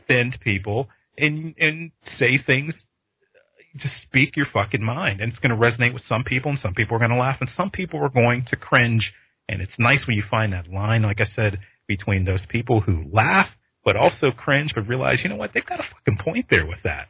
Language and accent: English; Pittsburgh, Pennsylvania, United States; I grew up in Pittsburgh, Pennsylvania